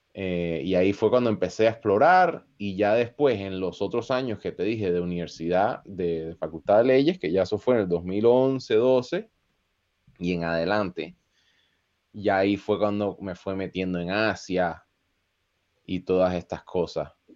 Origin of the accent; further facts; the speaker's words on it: Costa Rica; moved away; also born or lived in Chicago, United States; yo crecí en Costa Rica